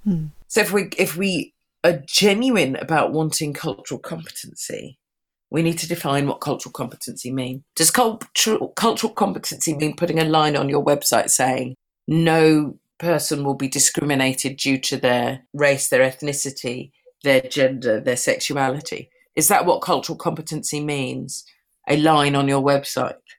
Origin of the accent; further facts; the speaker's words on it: London, United Kingdom; I'm a Londoner. I live within London, within the UK